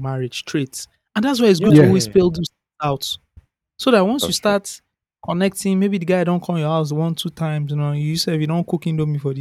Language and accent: English; Nigeria; We grew up in Nigeria